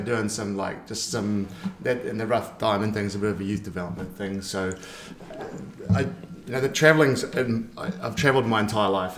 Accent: New Zealand; moved away; also born or lived in Spain; I'm from New Zealand

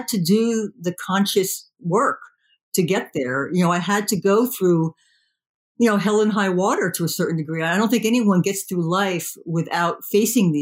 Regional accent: New Jersey, United States; I was raised in New Jersey

